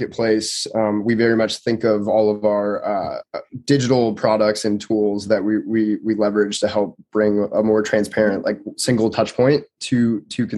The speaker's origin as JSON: {"language": "English", "town": "Truckee", "region": "California", "country": "United States", "tie": "born or raised there", "also_born_or_lived": "Reno, Nevada / Berkeley, California", "moved": "yes", "said": "I'm originally from Truckee, California, so I spent a lot of time in Reno growing up"}